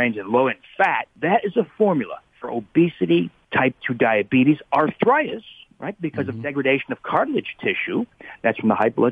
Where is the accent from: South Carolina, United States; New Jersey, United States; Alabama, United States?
New Jersey, United States; I grew up in New Jersey